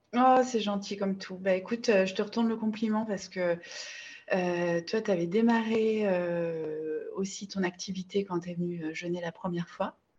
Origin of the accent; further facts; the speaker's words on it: Bordeaux, Nouvelle-Aquitaine, France; je suis originaire de Bordeaux